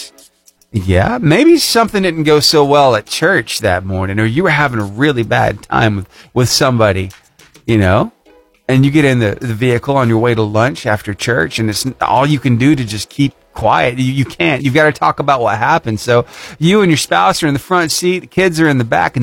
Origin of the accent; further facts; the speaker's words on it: Cullman, Alabama, United States; I grew up in the Cullman area, right? I went to West Point School, kindergarten through 12th grade